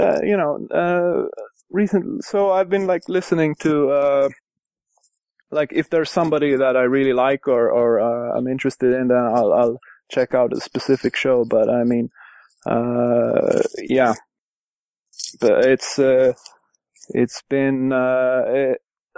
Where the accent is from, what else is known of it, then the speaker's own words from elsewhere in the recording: Tallinn, Harju County, Estonia; I'm from Estonia, Tallinn